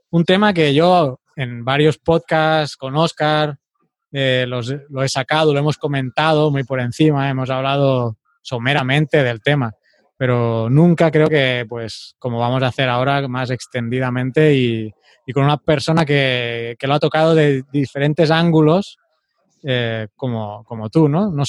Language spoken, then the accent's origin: Spanish; El Salvador; yo también soy salvadoreño, tengo mi mm. nacionalidad.